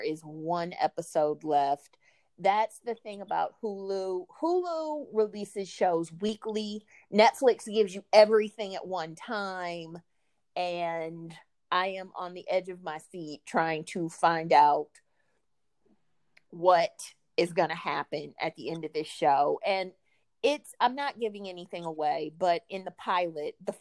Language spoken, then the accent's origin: English; Midwest, United States; I was in high school in 1997, and I grew up in the Midwest